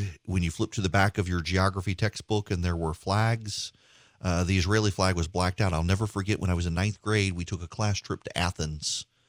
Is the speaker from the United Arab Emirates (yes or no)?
yes; Dubai, United Arab Emirates; Y'all, I grew up in Dubai. This is unheard of at that time